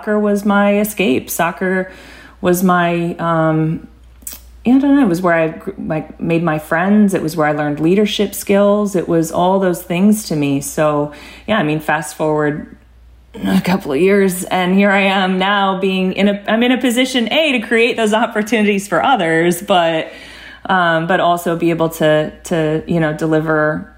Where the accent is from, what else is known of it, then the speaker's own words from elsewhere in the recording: Arizona, United States; I grew up in the Arizona youth soccer system